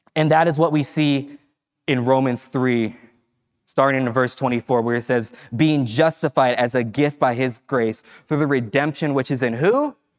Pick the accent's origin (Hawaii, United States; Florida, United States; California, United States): California, United States; Fresno; moved away as an adult; I grew up in Fresno, so I spent time away from Fresno